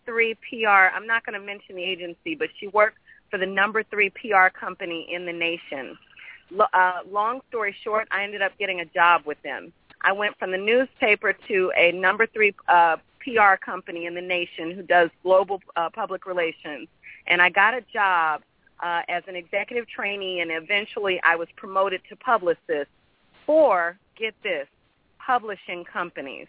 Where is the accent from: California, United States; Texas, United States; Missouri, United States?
Missouri, United States; St. Louis; also born or lived in Brooklyn, New York / Queens, New York; now in New York, United States; I grew up in St. Louis.